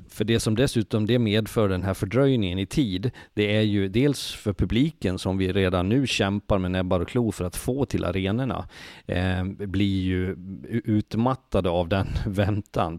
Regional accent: Leksand, Dalarna County, Sweden; jag kommer från Leksand

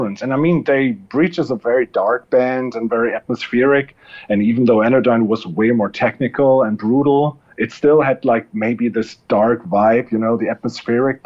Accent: Germany; I want to have a band in my hometown

